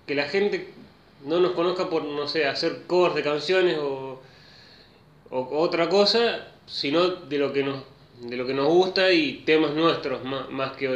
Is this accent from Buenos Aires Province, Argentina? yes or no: no; Rosario, Santa Fe, Argentina; yo soy de Rosario